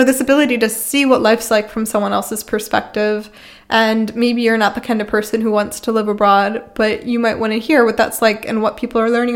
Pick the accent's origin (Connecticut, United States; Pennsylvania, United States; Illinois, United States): Pennsylvania, United States; Philadelphia; moved away as an adult; also born or lived in South Carolina; now in Freiburg, Germany; So I grew up in Philadelphia